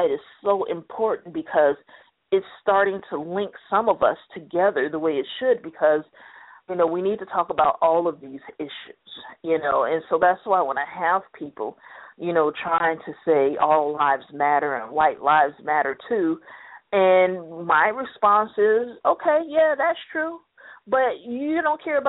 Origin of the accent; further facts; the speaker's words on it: United States; I'm an American